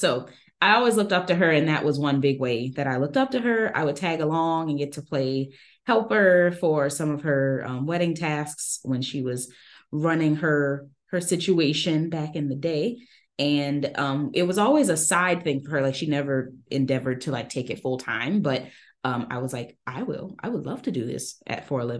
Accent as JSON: {"language": "English", "town": "Dallas", "region": "Texas", "country": "United States", "tie": "born or raised there", "also_born_or_lived": "New Orleans, Louisiana", "said": "Then we moved from New Orleans to Dallas. I'm from New Orleans, following Hurricane Katrina. And I grew up, did most of my growing up in Dallas"}